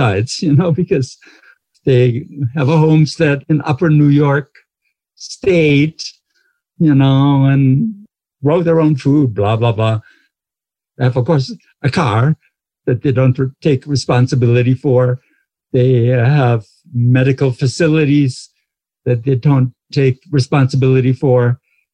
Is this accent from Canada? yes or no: no; Black Forest, Baden-Württemberg, Germany; I grew up in the Black Forest